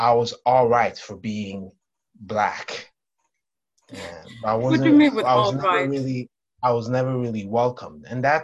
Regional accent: Stockholm, Stockholm County, Sweden; English is a second language; I was born and raised in Sweden, Stockholm, Sweden

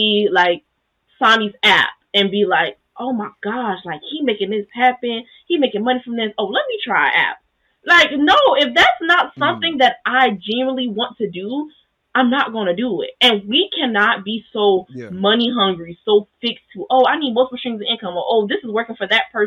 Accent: the South, United States; I grew up in the South.

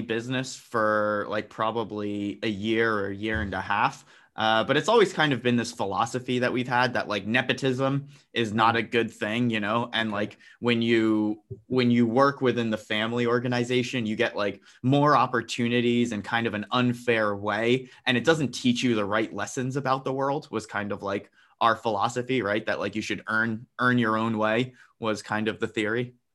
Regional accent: New Jersey, United States; I was born and raised in New Jersey.

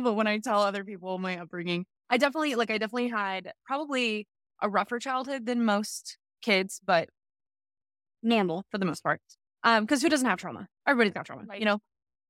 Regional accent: California, United States; moved away as an adult; now in Los Angeles, United States; I was like, I need to, not that there's anything wrong with my hometown. Like, I love Northern California, but I had lived, I've been there for 18 years.

